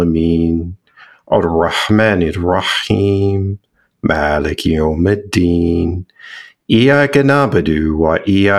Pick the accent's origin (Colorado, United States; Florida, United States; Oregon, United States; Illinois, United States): Illinois, United States; Chicago; I was raised in Chicago, suburb of Chicago